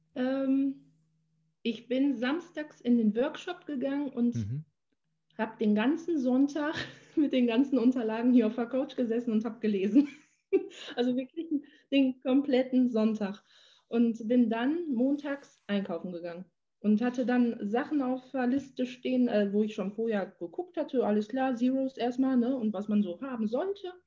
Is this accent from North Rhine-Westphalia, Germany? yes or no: yes; Menden, North Rhine-Westphalia, Germany; moved away; in meiner Heimatstadt. Also ich fahre dann immer eine halbe Stunde nach, nach Menden.